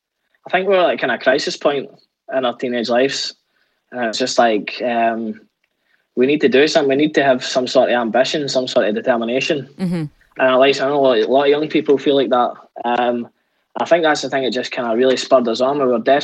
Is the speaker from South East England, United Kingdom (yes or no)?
no; Scotland, United Kingdom; as a Scottish band